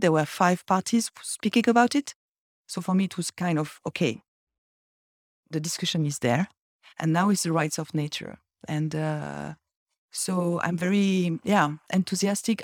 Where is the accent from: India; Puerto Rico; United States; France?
France; Brittany; I'm from Brittany. I'm originally from Brittany